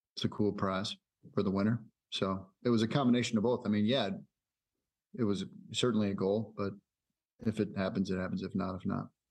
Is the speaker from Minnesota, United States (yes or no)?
yes; Fridley, Minnesota, United States; I grew up in Fridley, it's just right up the road.